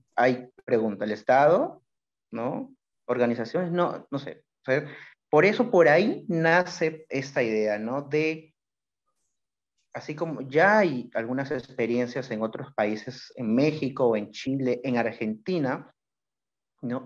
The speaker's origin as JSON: {"language": "Spanish", "region": "Callao", "country": "Peru", "said": "soy del Callao"}